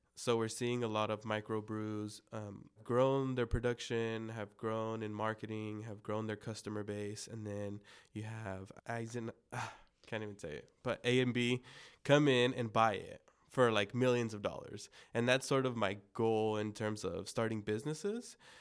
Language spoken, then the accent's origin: English; El Monte, California, United States; first language Spanish; English is a second language; also born or lived in Pomona / Baldwin Park / Covina; growing up, yes, in El Monte, I grew up in El Monte, Pomona, Baldwin Park, and then ended up in Covina for a bit.